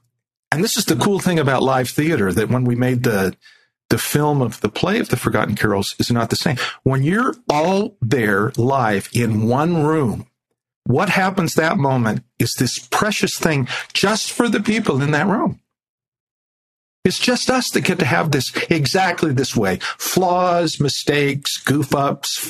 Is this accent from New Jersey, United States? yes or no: yes; Chicago and New Jersey, United States; moved away; also born or lived in Salt Lake City, Utah, United States; I grew up in Chicago and New Jersey, no Mormons.